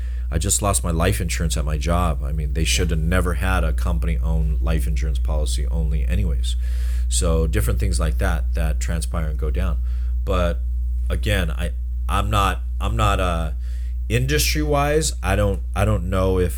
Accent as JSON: {"language": "English", "town": "Pomona", "region": "California", "country": "United States", "tie": "born or raised there", "said": "I grew up in Pomona"}